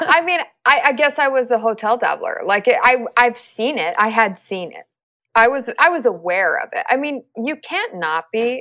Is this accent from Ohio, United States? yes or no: no; Los Angeles, California, United States; also born or lived in Middle East; I'm from Los Angeles, and I live in Los Angeles.